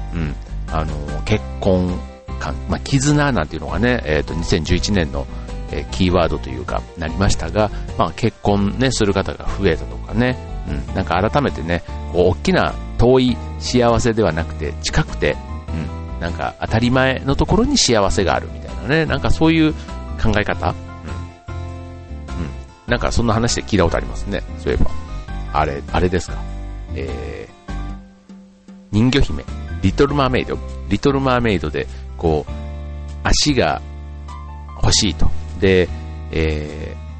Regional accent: Osaka, Japan; now in Kanto, Japan; 僕の実家の大阪

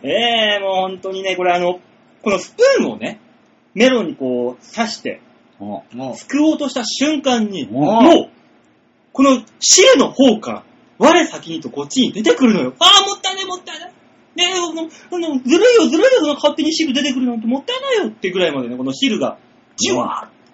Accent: Shimane, Japan; moved away; 島根から来たから

